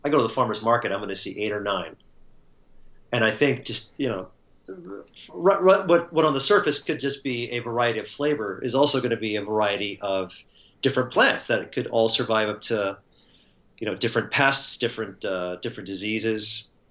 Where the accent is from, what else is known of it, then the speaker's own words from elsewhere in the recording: Southern California, United States; moved away as an adult; now in Seattle, United States; I was born and raised and educated in Southern California, and really kind of stayed in the same 20 30 mile radius for most of my life